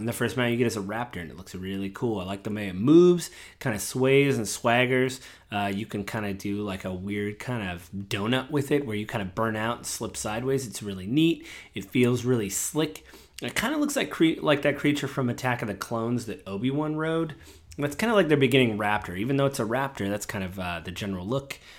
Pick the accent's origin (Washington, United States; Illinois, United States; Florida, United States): Washington, United States; I'm from Washington State